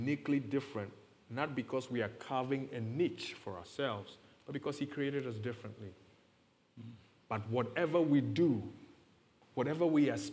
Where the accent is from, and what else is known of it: Ghana; accent: heavy African; now in United States